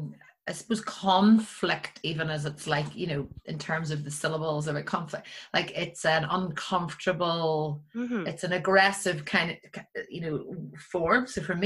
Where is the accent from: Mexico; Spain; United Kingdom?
United Kingdom; Northern Ireland; also born or lived in Belfast; my own history growing up in Northern Ireland